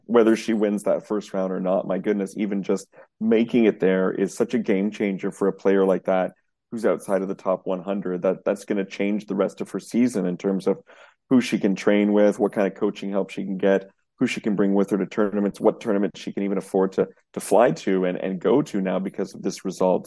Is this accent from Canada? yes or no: yes; Canada; we're Canadian